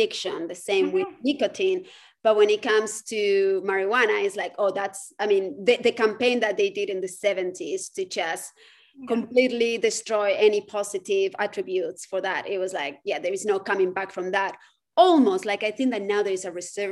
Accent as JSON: {"language": "English", "country": "Spain", "tie": "born or raised there", "moved": "as an adult", "lives_now": "United States", "said": "I grew up in Spain."}